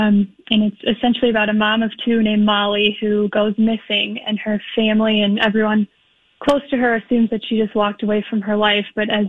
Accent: Mendota Heights, Minnesota, United States; I grew up in Mendota Heights.

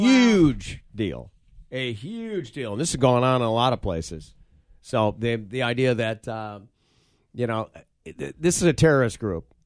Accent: Michigan, United States; growing up in Michigan

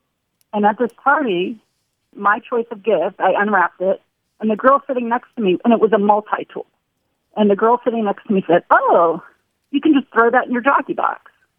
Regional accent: Sacramento, California, United States; now in Seattle, United States; I'm from Sacramento originally.

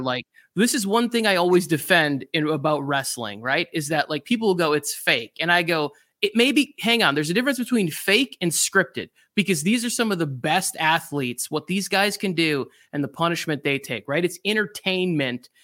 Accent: Upper Michigan, United States; I grew up in Upper Michigan

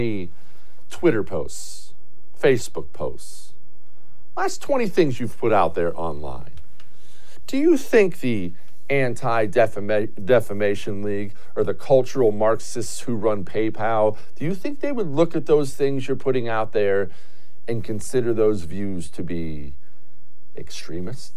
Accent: Houston, Texas, United States; my hometown of Houston

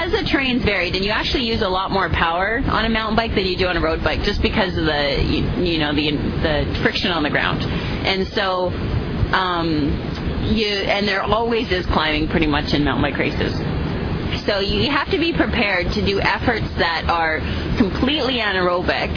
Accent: Canada; I'm Canadian

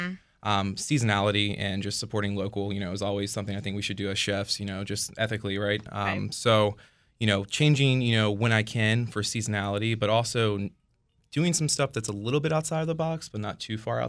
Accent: St. Mary's County, Southern Maryland, United States; From St. Mary's County, so Southern Maryland, born and raised. Worked in D.C. for the longest portion of my career

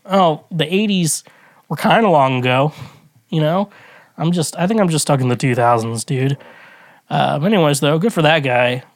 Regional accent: United States; as an American I grew up

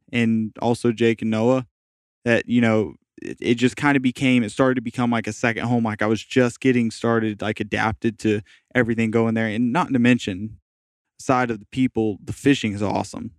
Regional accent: Jacksonville, Florida, United States; moved away as an adult; also born or lived in St. Petersburg, Florida; all of my friends I've ever had growing up were in Jacksonville

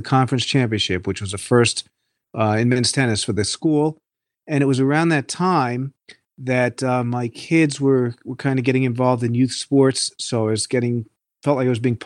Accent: Hudson Valley, New York, United States; I'm from the Hudson Valley, New York region

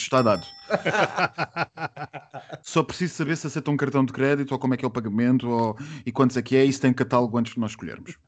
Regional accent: Portugal

